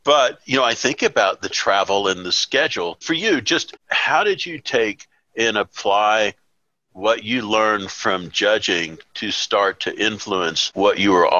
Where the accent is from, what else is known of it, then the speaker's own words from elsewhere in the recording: Deep South, United States; Well, I grew up in the Deep South